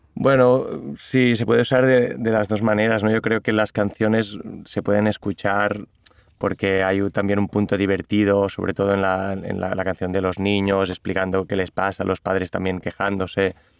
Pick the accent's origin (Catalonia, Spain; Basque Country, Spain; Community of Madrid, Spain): Catalonia, Spain; first language Catalan; Spanish is a second language; yo las escribí primero en catalán porque es mi lengua materna